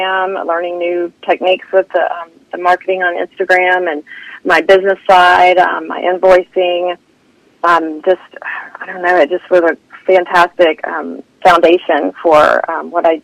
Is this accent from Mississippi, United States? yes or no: yes; Hernando, Mississippi, United States; moved away as an adult; now in Atlanta, United States; I grew up in Hernando, Mississippi.